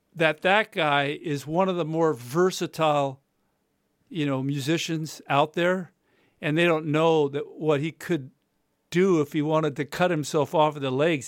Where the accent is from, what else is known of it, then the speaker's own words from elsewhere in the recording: United States; I'm American.